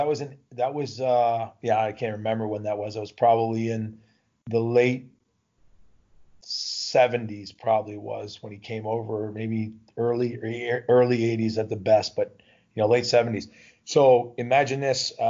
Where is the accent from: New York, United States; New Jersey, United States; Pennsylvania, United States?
New Jersey, United States; moved away as an adult; I grew up in New Jersey, very close to Philadelphia